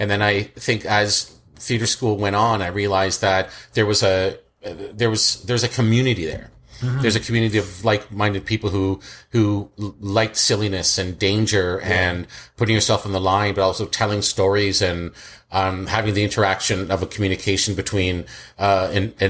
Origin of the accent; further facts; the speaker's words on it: Scarborough, Ajax, Pickering, Ontario, Canada; also born or lived in Kingston, Jamaica; We moved quite a bit. I was in East End, like Scarborough, West Hill